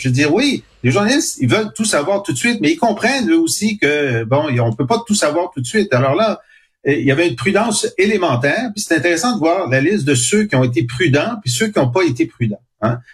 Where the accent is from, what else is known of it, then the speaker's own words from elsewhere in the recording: Canada; je suis canadien français et mon groupe a souffert d'oppression pendant deux siècles